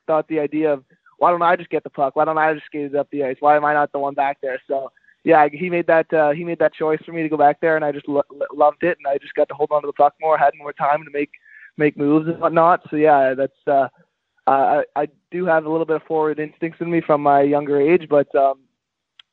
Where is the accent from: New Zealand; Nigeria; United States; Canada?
Canada; Ottawa, Ontario; I'm from Nepean, Ontario. Born and raised in Nepean, Ontario, which is just a suburb of Ottawa